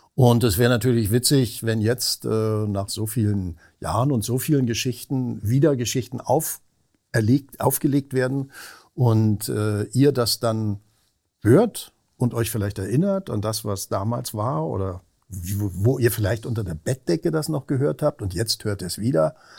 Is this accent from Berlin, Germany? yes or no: yes; Berlin, Germany; moved away as an adult; also born or lived in Weimar / Vienna / Cologne; now in Hamburg, Germany; ich eigentlich Berliner bin. Also in Berlin groß geworden, geboren bin ich ja in Weimar.